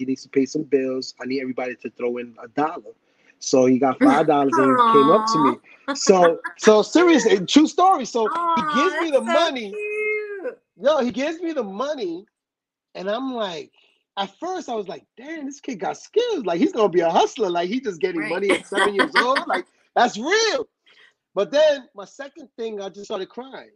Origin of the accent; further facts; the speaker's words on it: New York City, New York, United States; on my block where I grew up in the Bronx